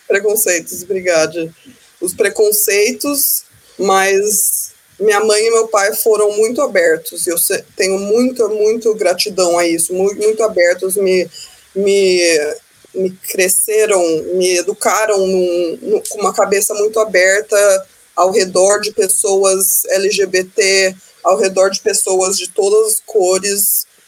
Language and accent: Portuguese; United States; Portuguese is a second language; crescendo fora do Brasil, minha família é super evangélica, é, bem religiosos. Eu crescendo aqui nos Estados Unidos